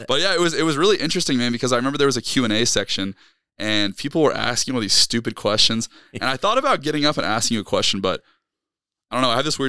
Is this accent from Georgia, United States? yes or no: yes; Georgia, United States; We're from North Georgia, up there in the Blue Ridge Mountains.